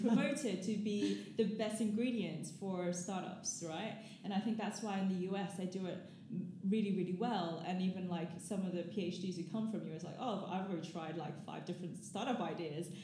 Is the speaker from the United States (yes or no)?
no; Gold Coast, Queensland, Australia; moved away as an adult; also born or lived in Hong Kong / Cambridge, United Kingdom; now in London, United Kingdom; I moved to Australia very, very young. And so, I pretty much grew up there mm-hmm. um, on the Gold Coast